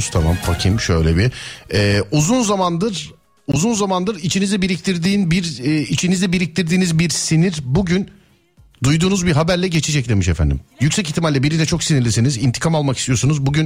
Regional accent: Samsun, Turkey; Denizli, Samsunluyum.

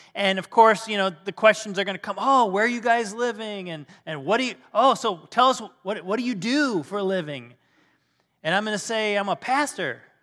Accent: Michigan, United States; moved away as an adult; now in Ohio, United States; we're from Michigan originally, and yeah, uh, we had to come, come down to Ohio, and, uh, we've been here the good part of our lives

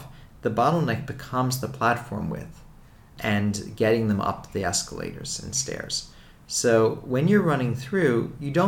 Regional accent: Philadelphia, Pennsylvania, United States; where I grew up in Philadelphia

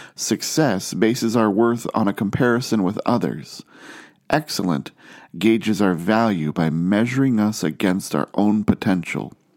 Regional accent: Ohio, United States; I grew up in Ohio, far from the ocean

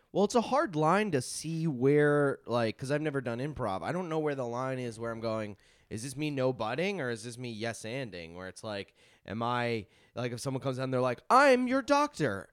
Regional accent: Long Island, New York, United States; I'm from Long Island

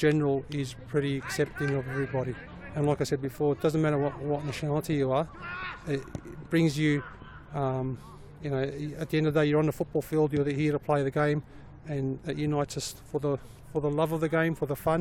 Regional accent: Australia; I'm an Australian Muslim

